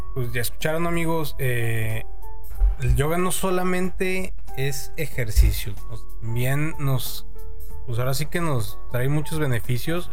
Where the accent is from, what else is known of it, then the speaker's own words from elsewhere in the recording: Mexico; como mexicanos